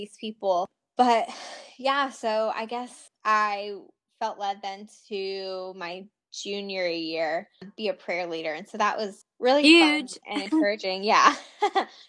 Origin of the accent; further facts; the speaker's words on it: the North, United States; now in Richmond, United States; I grew up in the North